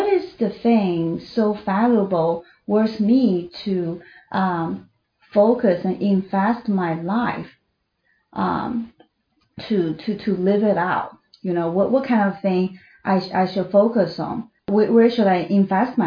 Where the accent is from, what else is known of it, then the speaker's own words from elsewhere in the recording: China; moved away as an adult; I was born in China, and I spent my first 27 years in China